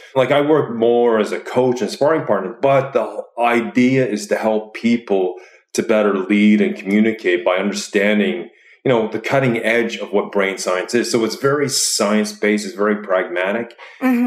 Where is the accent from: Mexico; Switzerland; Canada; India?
Canada; moved away as an adult; also born or lived in Chicago; now in Oslo, Norway; I'm originally from Canada, but I did my grad studies in Chicago.